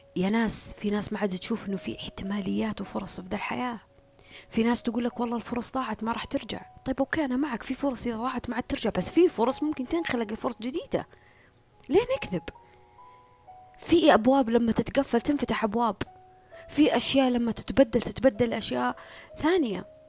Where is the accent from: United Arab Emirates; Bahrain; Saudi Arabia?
Saudi Arabia; هنا عندنا في السعودية